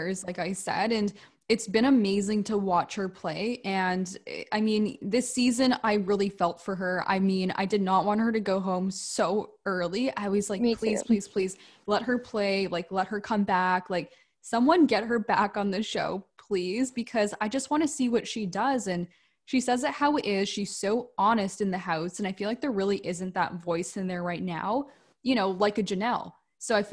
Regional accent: Canada; we're from Canada

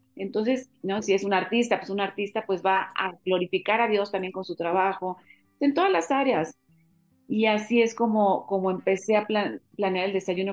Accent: Mexico; somos los mexicanos

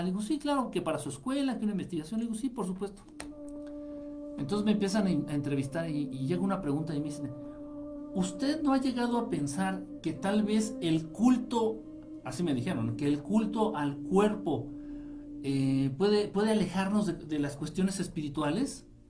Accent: Mexico; Yo nací en Zacateplan, Zacateplan, así se llama, Zacateplan de las Tunas. en un estado ya extinto que absorbió la mitad Hidalgo y la otra mitad la absorbió Querétaro.

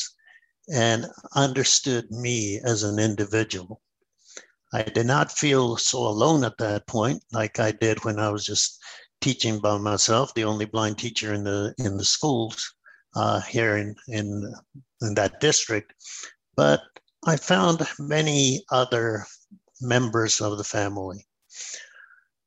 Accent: New Mexico, United States; I come from New Mexico, where we don't have very much water

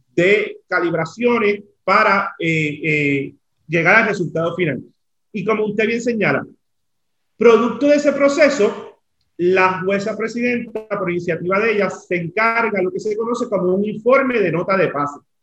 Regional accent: Aibonito, Puerto Rico; moved away as an adult; now in San Juan, Puerto Rico; en Aybonito, de donde yo vengo

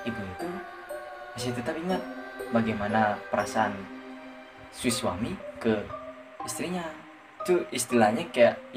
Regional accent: Bali, Indonesia; aku uh, berlibur ke desaku yang di timur Buleleng

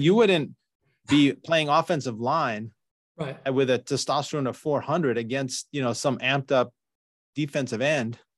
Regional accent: New York, United States; now in Northern California, United States; I grew up in New York

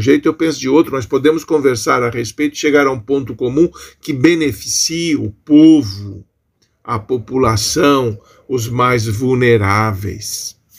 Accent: Brazil; nós somos brasileiros

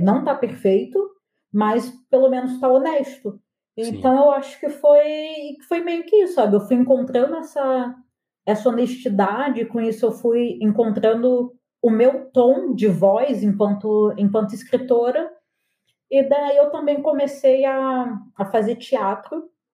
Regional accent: Angra dos Reis, Rio de Janeiro, Brazil; moved away; also born or lived in Porto Alegre; eu cresci em Angra

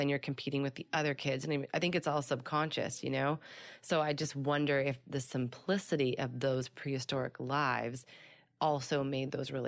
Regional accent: Midwest, United States; it goes back to the different kind of bonding where I grew up and in the Midwest compared to out here

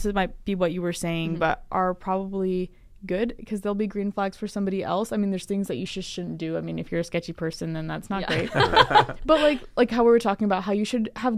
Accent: United States; moved away as an adult; also born or lived in Phoenix, Arizona / San Francisco, California; I grew up in Phoenix and San Francisco

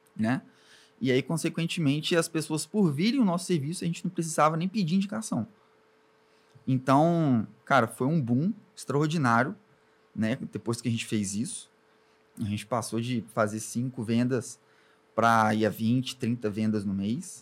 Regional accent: Espírito Santo, Brazil; born or raised there; also born or lived in Alcobaça, Bahia / Ubu, Espírito Santo

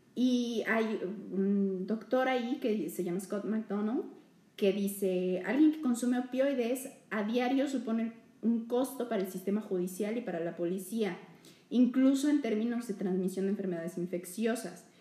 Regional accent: Mexico

